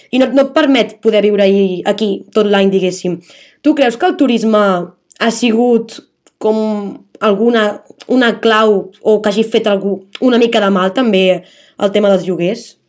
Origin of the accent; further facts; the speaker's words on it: Palafrugell, Catalonia, Spain; sóc d'un poble, sóc de Palafrugell